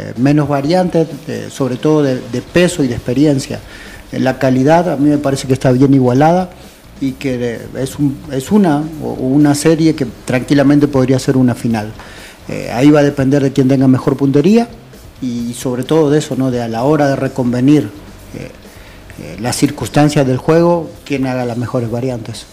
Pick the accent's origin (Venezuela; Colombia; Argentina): Argentina; now in El Salvador; yo toda mi infancia en Argentina